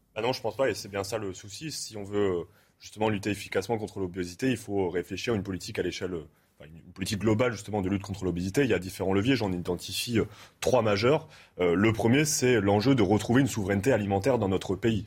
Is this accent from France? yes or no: yes; Amiens, Hauts-de-France, France; je viens d'Amiens